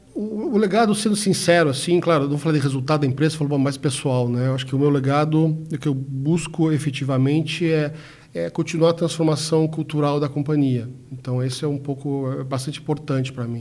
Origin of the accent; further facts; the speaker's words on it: Brazil; Somos brasileiros